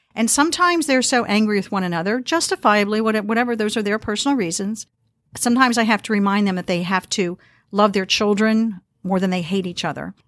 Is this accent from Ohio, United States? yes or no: yes; Harrison, Ohio, United States; I grew up in Harrison, Ohio.